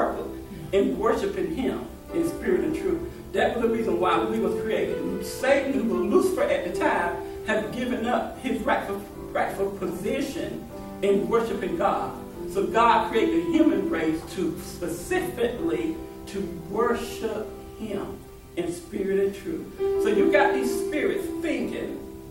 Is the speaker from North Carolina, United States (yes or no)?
yes; Raleigh, North Carolina, United States; I'm from Raleigh